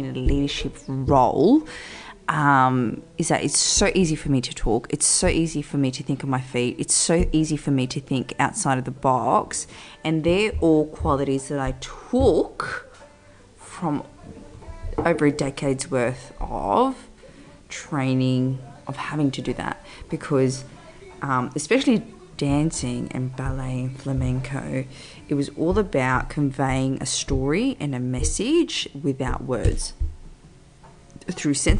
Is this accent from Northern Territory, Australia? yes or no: no; Sydney, New South Wales, Australia; We're from Sydney